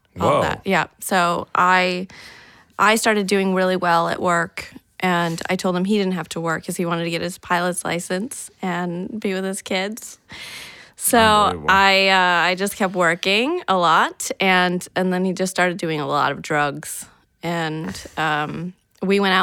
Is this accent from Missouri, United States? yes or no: no; Michigan, United States; I am from Michigan